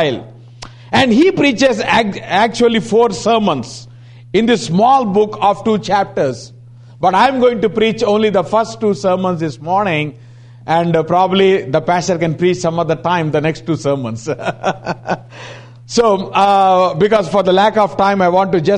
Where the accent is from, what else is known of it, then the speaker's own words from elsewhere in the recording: India; we come from IST